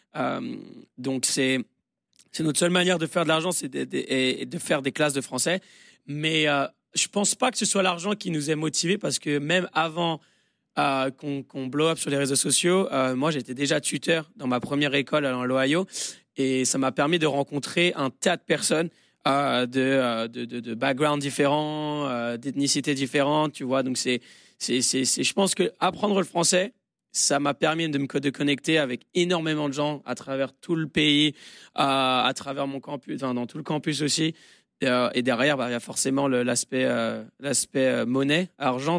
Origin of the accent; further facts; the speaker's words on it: France; now in United States; on est français